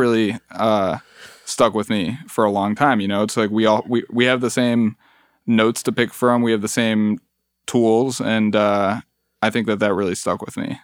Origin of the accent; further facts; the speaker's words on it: Mexico City, Mexico; now in Detroit, United States; I was born in Mexico City